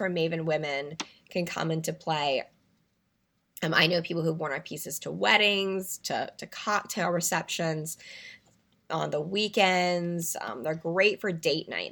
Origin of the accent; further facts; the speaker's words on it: North Carolina, United States; moved away; I'm originally from North Carolina